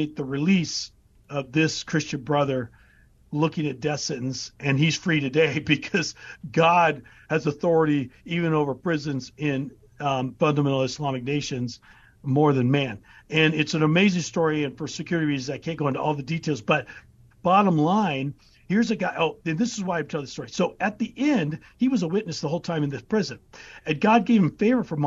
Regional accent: United States; who am I as an American?

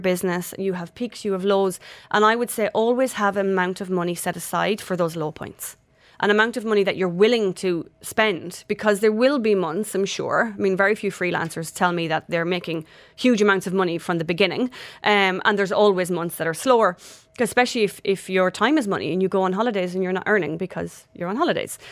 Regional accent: Ireland; moved away; I'm Irish

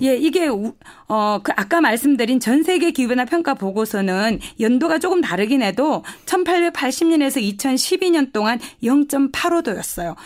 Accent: North Gyeongsang, South Korea; accent: Gyeongsang dialect; moved away; 제가 말투가 지금 경상도 어, 사투리를 좀 쓸 텐데요.

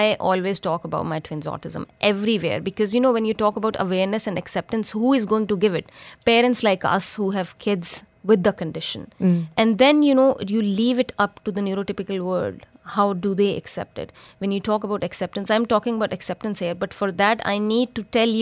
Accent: Pakistan; moved away as an adult; now in Dubai, United Arab Emirates; I'm from Pakistan

